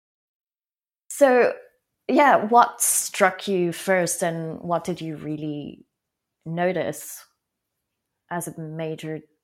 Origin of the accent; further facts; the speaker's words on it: France; being French and not necessarily having lived in Paris all my life, but having um, lived a few years in a small town in France